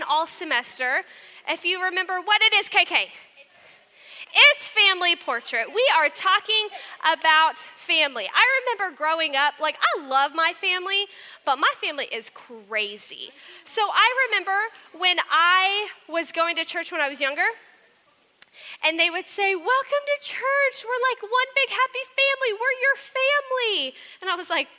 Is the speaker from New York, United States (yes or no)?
no; Texas, United States; moved away; I am from Texas